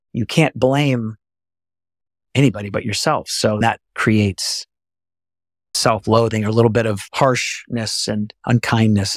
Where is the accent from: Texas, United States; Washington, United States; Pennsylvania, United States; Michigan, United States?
Texas, United States; I'm from Texas